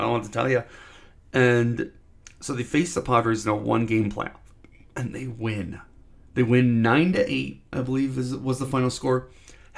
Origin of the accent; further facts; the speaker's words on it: Cleveland, Ohio, United States; now in Denver, United States; I'm from Cleveland